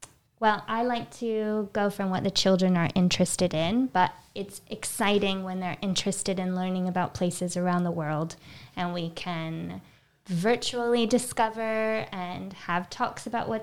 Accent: United States; moved away; I'm American

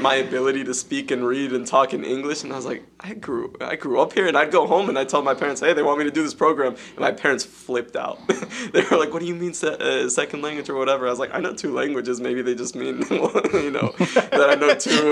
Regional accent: Morgantown, West Virginia, United States; I was born in America, in West Virginia

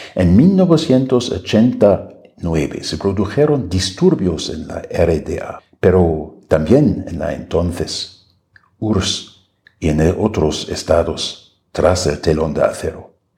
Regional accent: Germany; moved away as an adult; now in Mexico City, Mexico

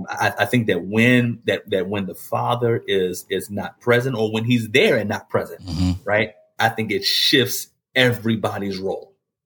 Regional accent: Maryland, United States; born or raised there

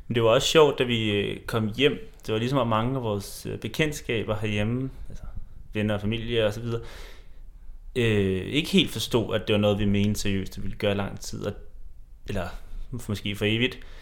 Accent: Denmark

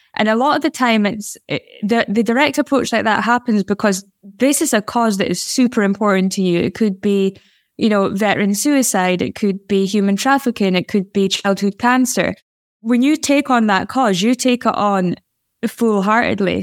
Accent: Aberdeen, Scotland, United Kingdom; I'm a woman who was growing up in Aberdeen

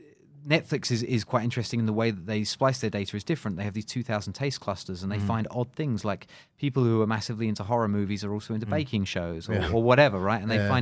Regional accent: United Kingdom; moved away as an adult; now in Singapore; I've been here for 10 years in Singapore, right? I'm British. I've been in Singapore for 10 years.

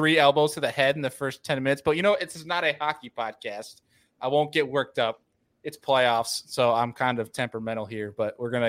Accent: an hour east of Buffalo, New York, United States; now in Buffalo, United States; I'm from an hour east of Buffalo, but I'm in like Buffalo now.

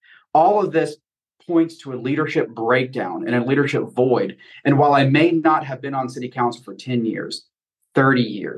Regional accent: Charlotte, North Carolina, United States; now in Belmont, United States; So I've only been in Belmont for 3 years. I'm a lifelong North Carolinian, born and raised in Charlotte.

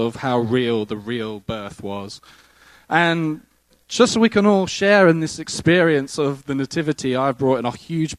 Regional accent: England, United Kingdom; now in United States; I come from England

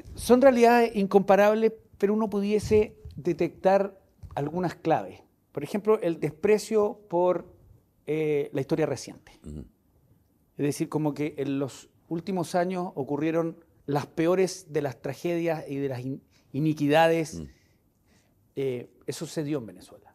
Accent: Viña del Mar, Valparaíso, Chile; yo nací en, en, la quinta región, nací en Viña del Mar.

